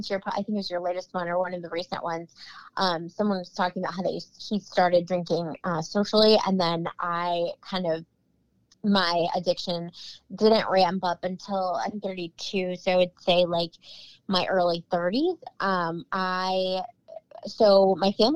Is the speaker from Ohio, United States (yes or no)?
yes; Cleveland, Ohio, United States; moved away as an adult; now in Chesapeake, United States; I'm originally from Cleveland, Ohio, but my husband is in the Navy. So we are stationed here